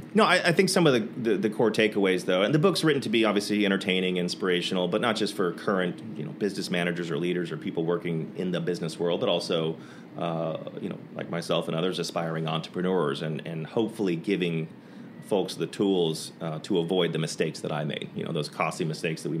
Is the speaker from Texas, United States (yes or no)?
yes; Dallas, Texas, United States; I grew up in Dallas